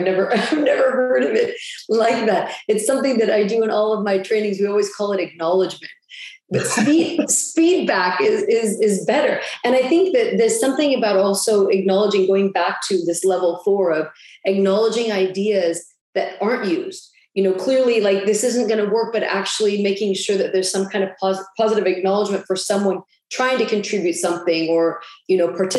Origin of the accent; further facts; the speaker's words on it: United States; because I'm American, you know, but I've lived and worked in Europe and the Middle East for